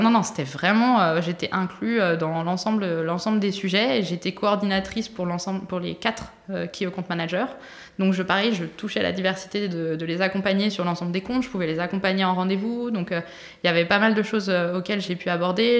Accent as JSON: {"language": "French", "region": "Brittany", "country": "France", "said": "je suis originaire de Bretagne"}